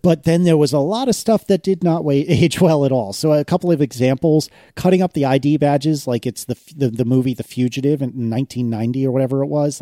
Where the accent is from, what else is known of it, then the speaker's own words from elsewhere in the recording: United States; as an as an American